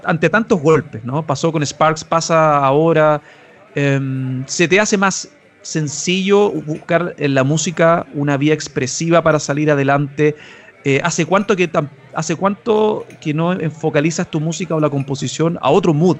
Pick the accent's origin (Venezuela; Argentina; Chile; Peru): Chile; nosotros como chilenos, como latinos